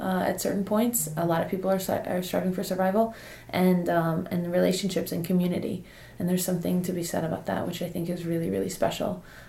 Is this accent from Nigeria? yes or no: yes; Nigeria; now in United States; and then I came to the States I came to Campbell.